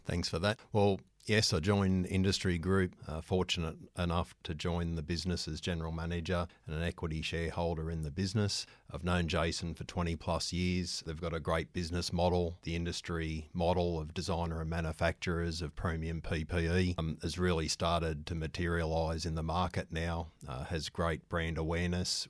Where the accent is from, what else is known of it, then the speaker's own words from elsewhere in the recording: Newcastle, New South Wales, Australia; also born or lived in Melbourne; I'm a Novocastrian, so born and bred in Newcastle